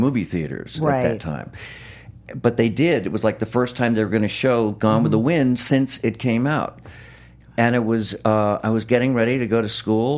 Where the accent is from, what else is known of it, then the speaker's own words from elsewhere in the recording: Los Angeles, California, United States; I grew up in Los Angeles